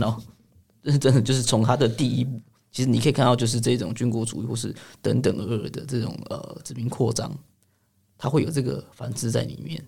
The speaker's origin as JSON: {"language": "Chinese", "region": "Taipei", "country": "Taiwan", "tie": "born or raised there", "also_born_or_lived": "Chiayi County", "said": "但我其实老家在嘉义县，但我是台北土生土长"}